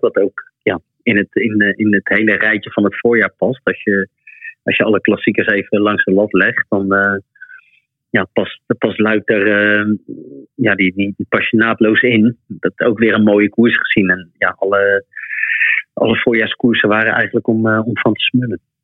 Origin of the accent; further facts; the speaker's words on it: The Hague, South Holland, Netherlands; moved away as an adult; now in Belgium; daar ben ik vlakbij eh, ook opgegroeid